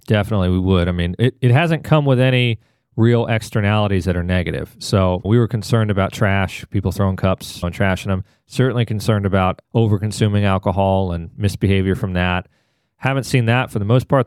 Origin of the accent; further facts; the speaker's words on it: Atlanta, Georgia, United States; moved away as an adult; also born or lived in Washington, D.C.; now in Raleigh, United States; I grew up in Atlanta.